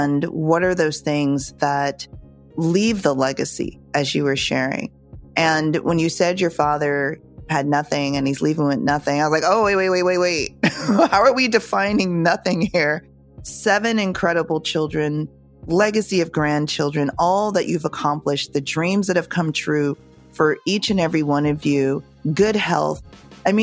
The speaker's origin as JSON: {"language": "English", "country": "Jamaica", "said": "as a Jamaican who knows how to cook"}